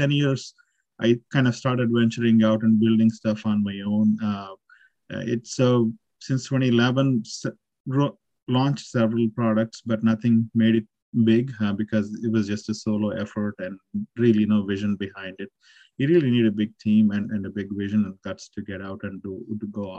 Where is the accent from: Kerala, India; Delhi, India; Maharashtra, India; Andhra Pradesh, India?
Andhra Pradesh, India; Nandyal; moved away as an adult; also born or lived in Calicut, India; now in Austin, United States; I'm originally born and brought up in Andhra Pradesh, a town called Nandyal in Kurnool district